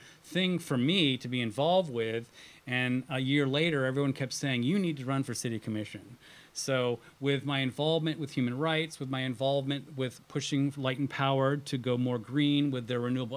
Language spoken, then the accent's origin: English; suburban New York City / Connecticut, United States; moved away as an adult; also born or lived in Boston, Massachusetts / Midwest / Florida; now in Traverse City, United States; I grew up around New York City. I moved here from the Boston area.